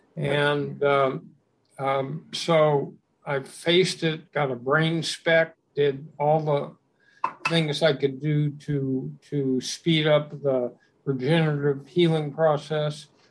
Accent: Los Angeles, California, United States; I grew up in West Los Angeles

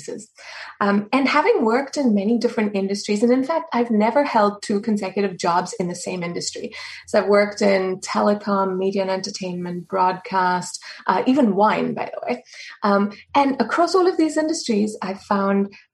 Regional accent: South Africa; now in Boston, United States; I'm a South African citizen

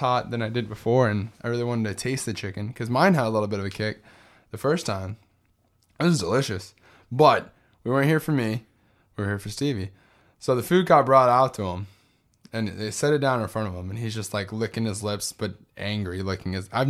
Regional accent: San Benito, Texas, United States; Oh, yeah, I'm from San Benito, Texas.

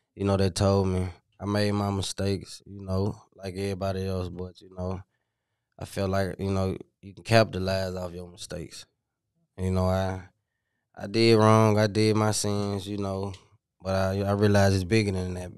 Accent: Memphis, Tennessee, United States; also born or lived in Minnesota; I'm from the Haven, White Haven, you know, you know what you call it, but, uh, I'm originally from Minnesota, and I came down here when I was four

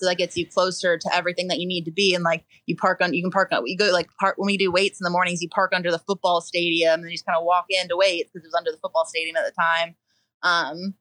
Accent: Georgia, United States; I'm from Georgia.

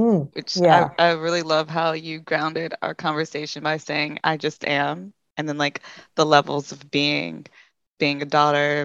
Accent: North Carolina, United States; I'm also from the South. North Carolina

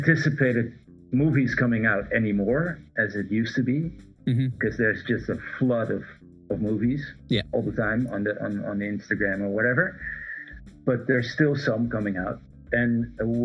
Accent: Amsterdam, North Holland, Netherlands; also born or lived in Aruba; I grew up in Amsterdam

